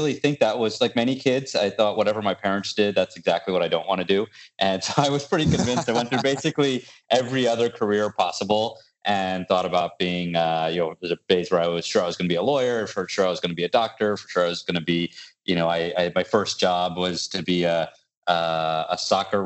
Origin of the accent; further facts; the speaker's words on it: Virginia, United States; also born or lived in Buffalo, New York / Indiana; I grew up in university life, campus of University of Virginia, and then Purdue University up in Indiana. And we came back to, he got a position at NASA in this little town called Yorktown